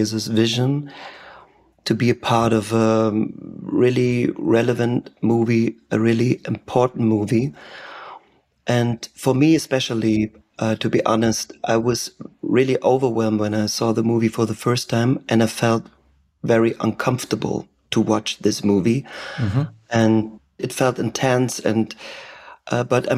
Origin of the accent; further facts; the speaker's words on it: Germany; first language German; English is a second language; German is my native language